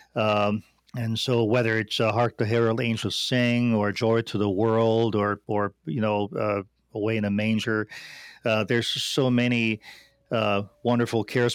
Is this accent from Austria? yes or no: yes; Austria; moved away as an adult; now in United States; I grew up in Austria